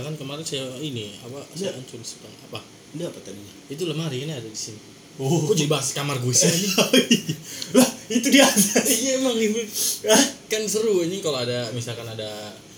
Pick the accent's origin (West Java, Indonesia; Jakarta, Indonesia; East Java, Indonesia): Jakarta, Indonesia; also born or lived in mother's home village (unnamed); pas naik kelas tiga pindah lagi ke Jakarta